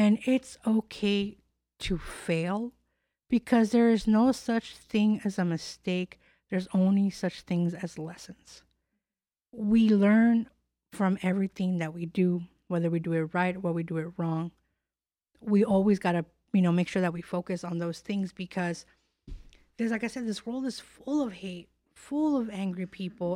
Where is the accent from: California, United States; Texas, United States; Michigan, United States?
California, United States; moved away; also born or lived in Chicago / Miami / New York; I'm born and raised in California